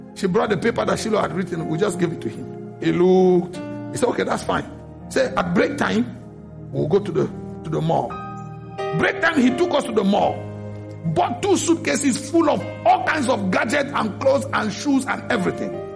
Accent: Cameroon; now in United States; from Cameroon

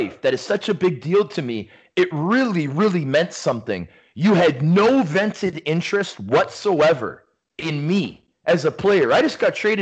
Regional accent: Toronto, Ontario, Canada; also born or lived in Mississauga / Rochester, New York; growing up, being a Canadian from Scarborough

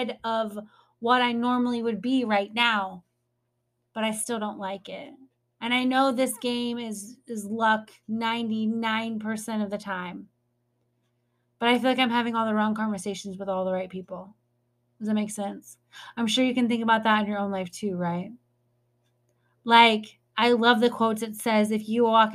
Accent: North Midwest, United States; I'm from the North Midwest

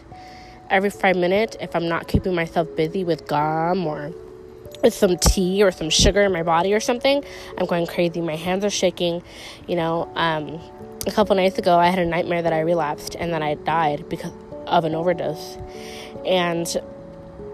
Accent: Chicago, Illinois, United States; I'm from Chicago.

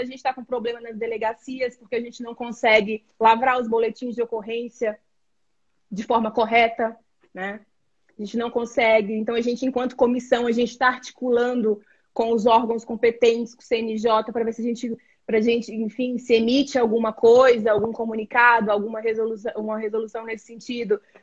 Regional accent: Brazil; nós enquanto brasileiros

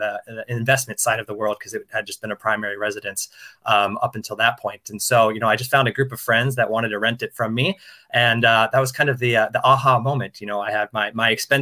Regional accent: Denver, Colorado, United States; moved away as an adult; also born or lived in London; now in Singapore; I'm a U.S. citizen, born and raised in Denver, Colorado.

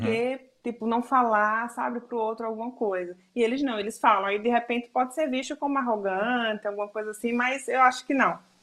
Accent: Northeast Region, Brazil; moved away as an adult; now in Argentina; eu sou do Nordeste

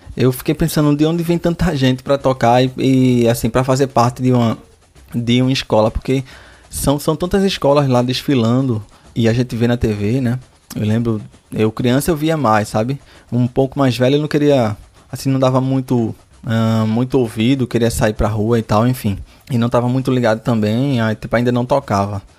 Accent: Recife, Pernambuco, Brazil; eu sou de Recife

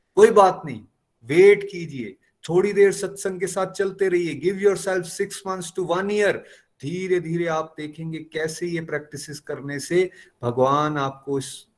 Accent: Chamba, Himachal Pradesh, India; मैं चंबा का रहने वाला हूं

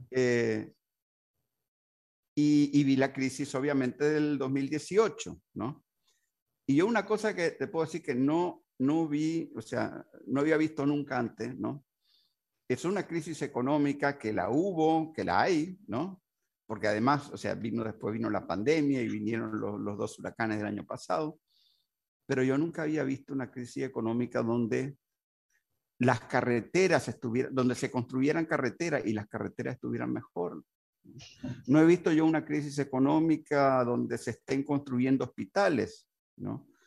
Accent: Uruguay; born there; en Uruguay particularmente, que yo nací en Uruguay.

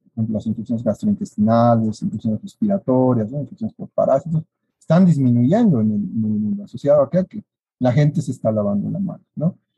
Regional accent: Bolivia; Como bolivianos y como egresados de nuestra Universidad Mayor de San Andrés

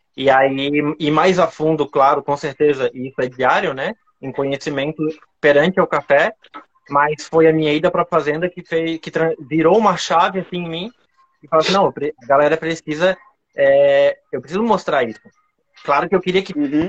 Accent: Florianópolis, Santa Catarina, Brazil; accent: Manezinho; sou de Floripa aqui mesmo. É, dá pra, vai dar para perceber pelo sotaque

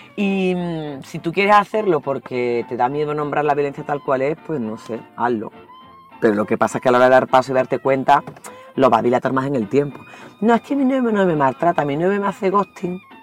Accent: Andalusia, Spain; also born or lived in El Salvador; soy andaluza

